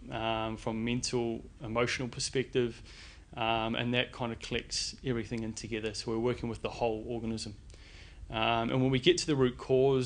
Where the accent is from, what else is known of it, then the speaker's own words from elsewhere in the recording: New Zealand; moved away as an adult; also born or lived in London, United Kingdom; now in Sydney, Australia; born and bred in New Zealand